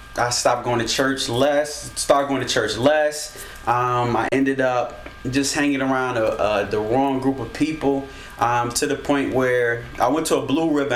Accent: Detroit, Michigan, United States; also born or lived in Alaska / California; now in New Jersey, United States; I grew up in Detroit, and my grandparents, they were pastors

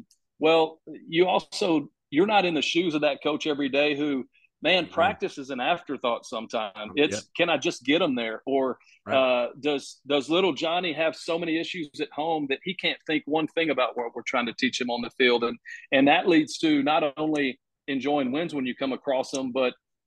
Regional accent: Georgetown, Texas, United States; now in Burnet, United States; I grew up in Georgetown. There was two roads in town.

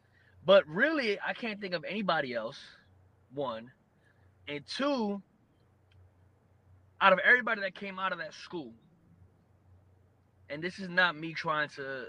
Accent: New York, United States; whether it was in pro wrestling or the Marine Corps or growing up in New York.

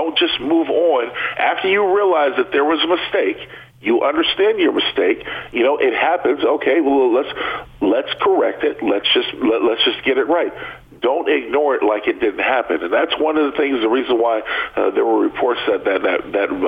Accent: San Diego, California, United States; growing up in San Diego, I was always used to them being the Chargers

